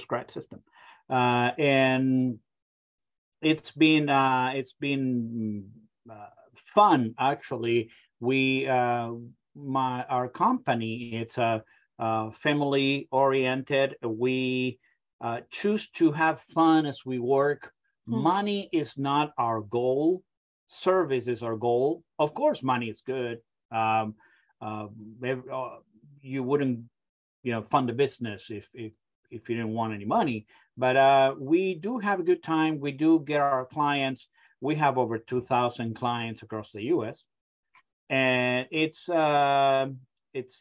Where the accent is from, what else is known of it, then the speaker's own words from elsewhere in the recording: Argentina; English is a second language; moved away as an adult; now in United States; You can probably pick up my accent. I come from a very far away country, from Argentina.